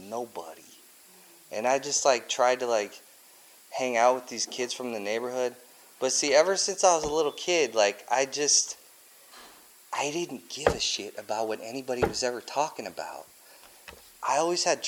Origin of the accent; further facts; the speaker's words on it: Cedar Rapids, Iowa, United States; also born or lived in Peoria, Illinois; I was born in Peoria, Illinois. And then when I was like 1.5, we moved to Cedar Rapids, Iowa. And so that's the best childhood ever, man.